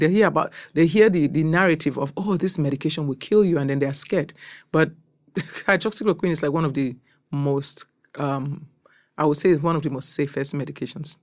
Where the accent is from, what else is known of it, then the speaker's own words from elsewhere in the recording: Cameroon; moved away as an adult; also born or lived in Nigeria; now in United States; I'm from Cameroon, West Africa. I've been in this country for close to about twenty-eight years